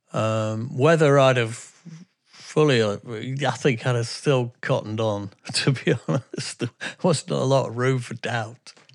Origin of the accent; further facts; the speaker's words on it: England, United Kingdom; I'm from England.